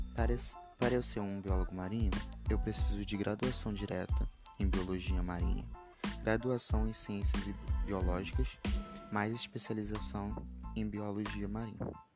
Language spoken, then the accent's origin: Portuguese; Nova Iguaçu, Rio de Janeiro, Brazil; tenho 16 anos, sou de Alves, Nova Iguaçu